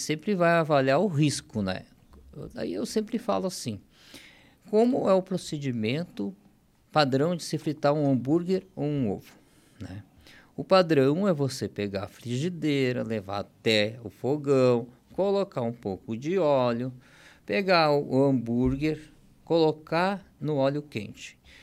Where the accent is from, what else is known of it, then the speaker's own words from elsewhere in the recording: Rio Grande do Sul, Brazil; also born or lived in Tijucas, Santa Catarina; now in Santa Catarina, Brazil; A gente nascemos lá no Rio Grande do Sul e com o tempo não tinha oportunidade lá, a gente acabou vindo para Santa Catarina, vim parar em Tijucas